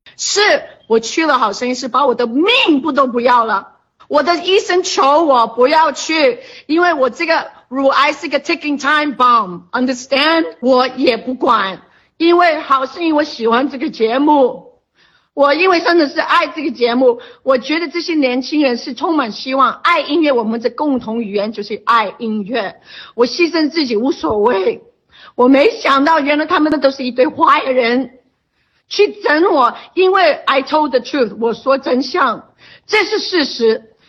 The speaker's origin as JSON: {"language": "Chinese", "country": "China", "said": "我们是中国人"}